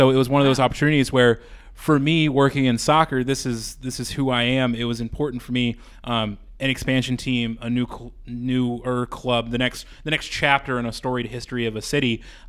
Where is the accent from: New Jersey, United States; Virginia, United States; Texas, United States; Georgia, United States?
Georgia, United States; Metro Atlanta; moved away as an adult; also born or lived in Birmingham; now in St. Louis, United States; I grew up in Metro Atlanta in a small town, about 45 minutes northeast of Atlanta, and went to college in a town that was even smaller. So Birmingham was the biggest city I'd ever lived in, and now St. Louis is the biggest city I've ever lived in.